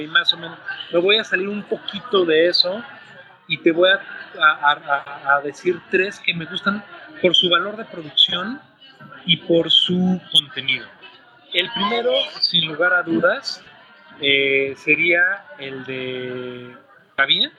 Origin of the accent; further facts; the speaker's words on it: Mexico; tenemos la fortuna como mexicanos de que nos escuchen